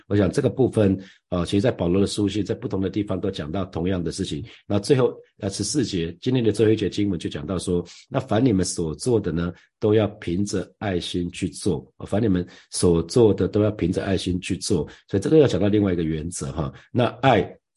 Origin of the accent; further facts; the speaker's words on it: Taiwan; 我从台湾来